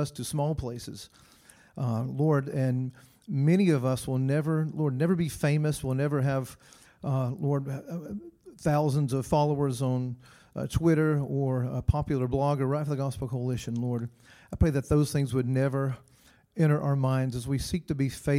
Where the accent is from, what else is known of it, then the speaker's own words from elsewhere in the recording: Blairsville, Georgia, United States; now in Louisville, United States; I'm from Blairsville, Georgia